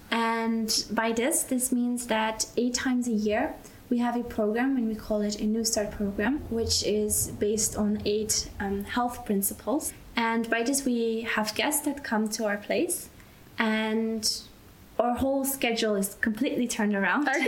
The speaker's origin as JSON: {"language": "English", "country": "Belgium", "tie": "born or raised there", "moved": "as an adult", "lives_now": "Austria", "said": "and I grew up in Belgium"}